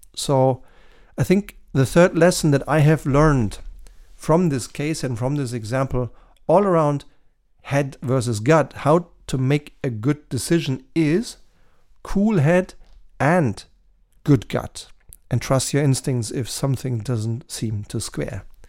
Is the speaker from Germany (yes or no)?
yes; Germany; in my home country, Germany